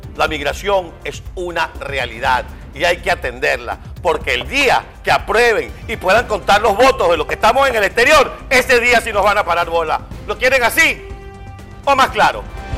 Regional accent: Venezuela; now in United States

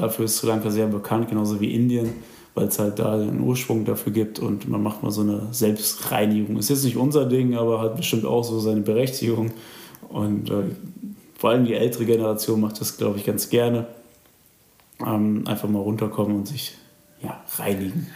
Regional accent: Germany; dass ich aus Deutschland komme

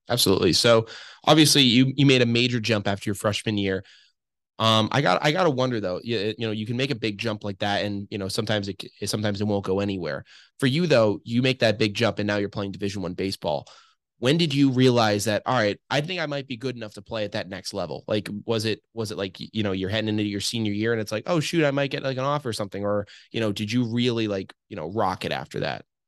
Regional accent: Massachusetts, United States; I grew up in Massachusetts

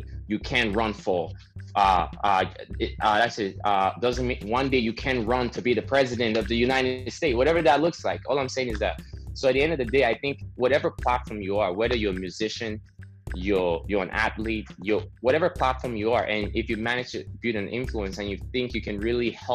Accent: Nigeria; now in Canada; I grew up in Nigeria

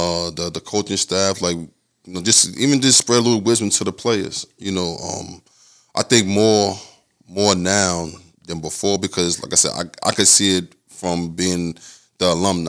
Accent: New York, United States; I'm from New York. I live here

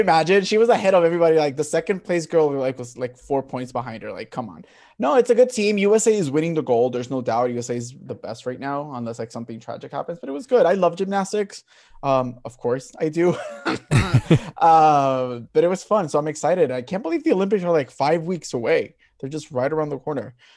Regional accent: Puerto Rico; growing up in Puerto Rico, it was track and field and boxing.

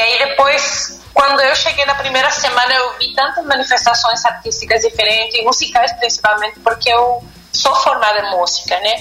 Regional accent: El Monte, Santiago Metropolitan Region, Chile; Portuguese is a second language; moved away as an adult; also born or lived in Rio de Janeiro, Brazil; now in Minas Gerais, Brazil; eu sou da região metropolitana, mas eu sou natural de uma cidade pequena que fica a uns 40 minutos mais ou menos da capital, que hum. é, se chama El Monte.

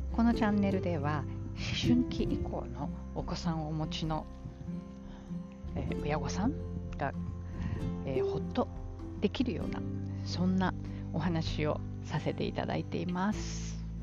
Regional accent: Japan; moved away as an adult; now in New York, United States; うちの実家母の住んでいる実家は海から近い

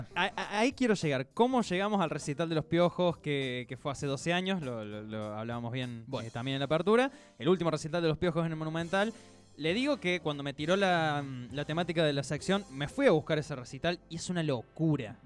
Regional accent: Villa Mercedes, San Luis, Argentina; Villa Mercedes, de donde yo soy

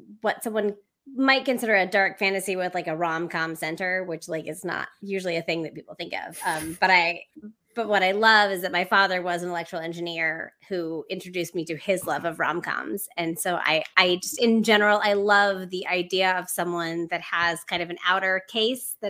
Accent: New Jersey, United States; I grew up in New Jersey

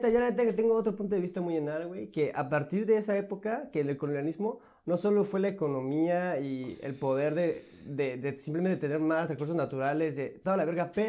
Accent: Mexico; que nosotros fuimos conquistados por españoles. Y solo imagínate eso, o sea, nosotros literal, español no es nuestra lengua nativa, literal.

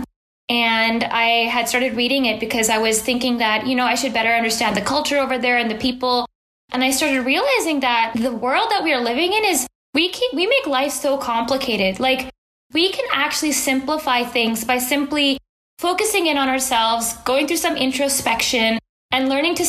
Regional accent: Bay Area, California, United States; as a kid growing up in the Bay Area, which is in beautiful Silicon Valley in California

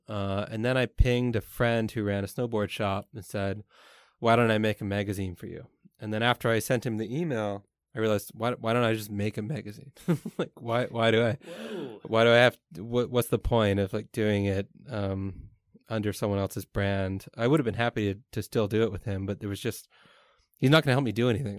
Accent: Canada; moved away as an adult; now in Taiwan; I'm Canadian

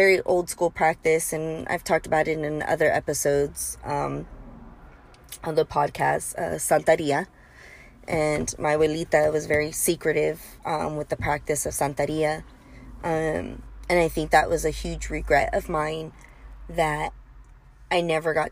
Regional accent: bordering Tijuana, California, United States; I grew up bordering Tijuana and we grew up crossing all the time

